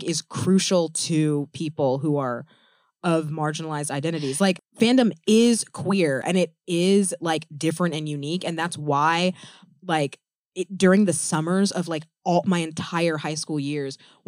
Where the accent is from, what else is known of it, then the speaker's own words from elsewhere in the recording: Memphis, Tennessee, United States; We grew up in Memphis, Tennessee at an all-girls school